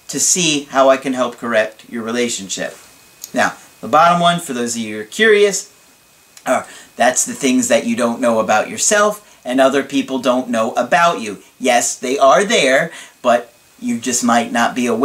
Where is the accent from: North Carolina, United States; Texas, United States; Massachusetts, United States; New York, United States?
New York, United States; Long Island; I'm from Long Island, New York.